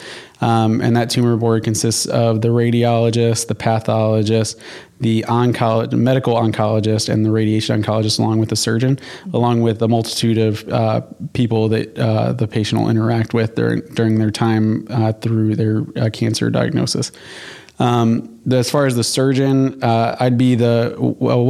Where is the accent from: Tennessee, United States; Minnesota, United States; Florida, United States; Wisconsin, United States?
Florida, United States; Jacksonville; also born or lived in Michigan; now in Georgia, United States; I'm originally from Jacksonville, Florida, moving down from Michigan